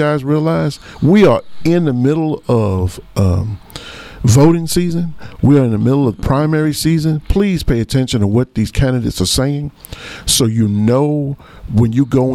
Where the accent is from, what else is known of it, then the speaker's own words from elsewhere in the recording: United States; as an African American, one, and number two, as an American citizen